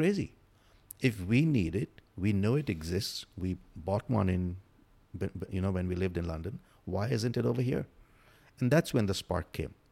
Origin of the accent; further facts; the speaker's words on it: India; moved away as an adult; also born or lived in Africa / Galveston area, United States; now in United States; I grew up in India, did my, all my education in India